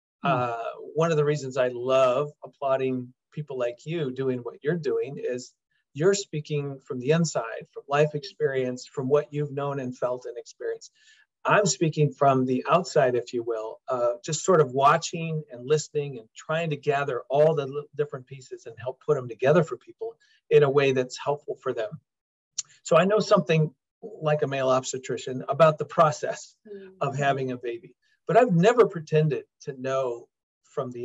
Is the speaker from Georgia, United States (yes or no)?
no; Des Moines, Iowa, United States; we both were born and raised in Des Moines, Iowa.